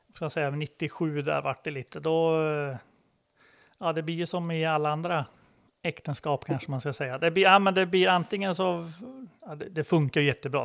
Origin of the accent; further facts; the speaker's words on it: Bie, Södermanland, Sweden; Jag är från Bie utanför Katrineholm